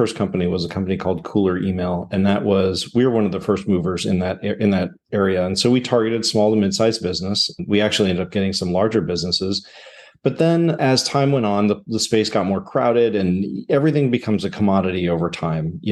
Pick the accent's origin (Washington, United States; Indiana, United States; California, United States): California, United States; Southern; moved away as an adult; also born or lived in upstate New York; I grew up in Southern California, went to college in upstate New York